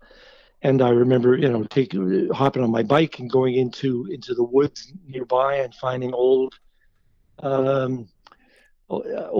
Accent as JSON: {"language": "English", "town": "Winnipeg", "region": "Manitoba", "country": "Canada", "tie": "born or raised there", "moved": "yes", "said": "I was born and raised in Winnipeg"}